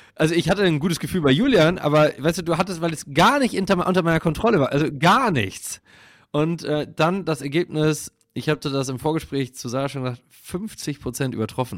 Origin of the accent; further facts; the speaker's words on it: Münsterland, North Rhine-Westphalia, Germany; ich bin halt so im Dorf groß geworden und das, im Münsterland